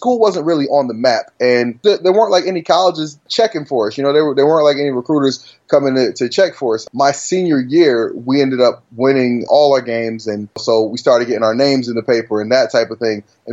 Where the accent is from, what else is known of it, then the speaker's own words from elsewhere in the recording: New Haven, Connecticut, United States; also born or lived in Richmond County, North Carolina; when I was a kid, I grew up in rural North Carolina, Richmond County to be exact. And I lived down there until I was about like 10 years old. Then from the age of, you know, about 10 on up, I lived in New Haven, Connecticut.